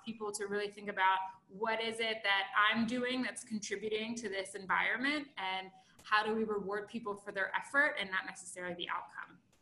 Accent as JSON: {"language": "English", "town": "Baltimore", "region": "Maryland", "country": "United States", "said": "I'm from Baltimore"}